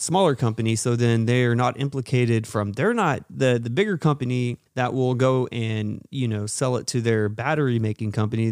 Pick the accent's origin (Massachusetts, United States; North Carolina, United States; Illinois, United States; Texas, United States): Texas, United States; But we're from Texas